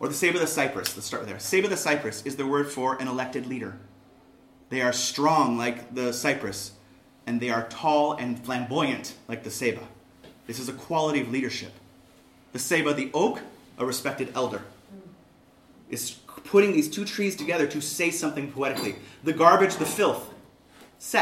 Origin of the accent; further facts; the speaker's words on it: Southern California, United States; Growing up in Southern California, Chicanismo is a weird thing